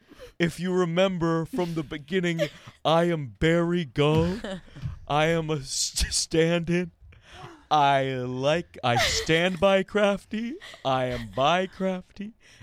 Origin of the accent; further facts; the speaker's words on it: South Africa; Oh, how's it, Brew? … I am a South African guide. I work and head up production in South Africa.